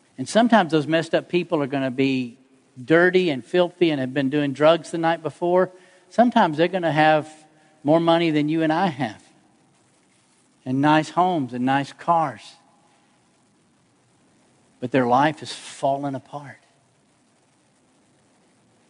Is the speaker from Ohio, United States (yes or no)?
no; Atlanta, Georgia, United States; I grew up in Atlanta